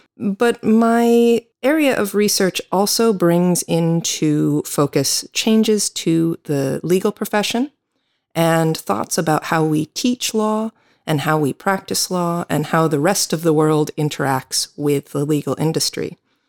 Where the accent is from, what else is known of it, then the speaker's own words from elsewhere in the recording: United States; I am an American attorney.